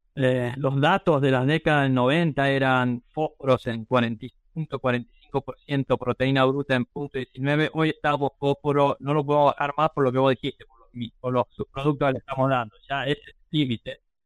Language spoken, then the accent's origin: Spanish; Argentina; moved away as an adult; also born or lived in Ayacucho, Buenos Aires Province / Wisconsin